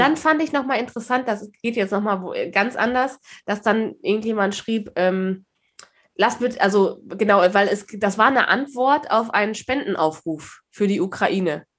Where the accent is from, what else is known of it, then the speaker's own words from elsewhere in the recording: Germany; klar sind wir Deutsche